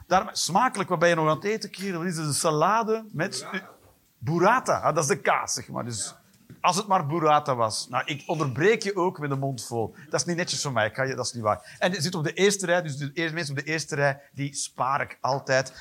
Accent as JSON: {"language": "Dutch", "region": "Flanders", "country": "Belgium", "said": "En ik ben een Vlaming"}